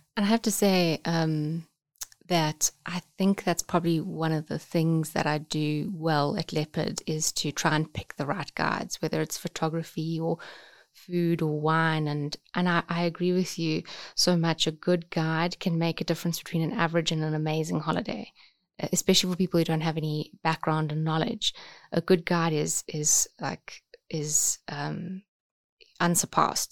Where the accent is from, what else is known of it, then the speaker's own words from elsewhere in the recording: Umkomaas, KwaZulu-Natal, South Africa; I grew up on the south coast, so a tiny little town called Umkumas